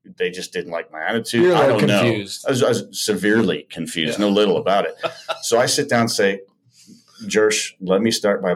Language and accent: English; Chicago, Illinois, United States; I'm originally from the Chicago area